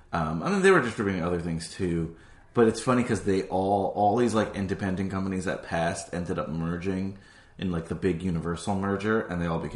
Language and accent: English; New Jersey, United States; moved away; No, it's not my home state. It's a state I grew up in.